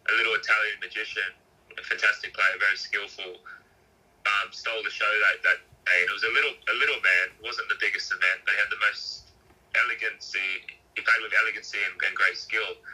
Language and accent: English; Lidcombe, New South Wales, Australia; I grew up, I grew up in Western Sydney, so in Lidcombe.